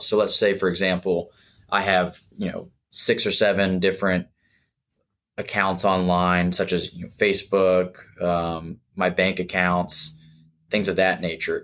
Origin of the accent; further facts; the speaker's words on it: Jacksonville, Florida, United States; also born or lived in Gainesville, Florida; I practice now back in Jacksonville, where I'm from, born and raised in Jacksonville